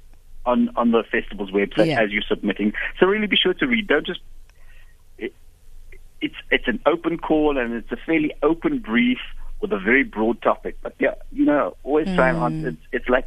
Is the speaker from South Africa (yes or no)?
yes; Cape Town, Western Cape, South Africa; moved away; I'm originally from Cape Town